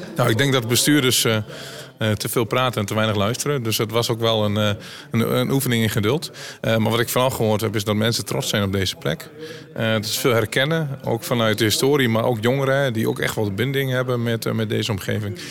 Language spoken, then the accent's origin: Dutch; North-East Twente, Overijssel, Netherlands; Ik kom zelf uit Noord Oost Twente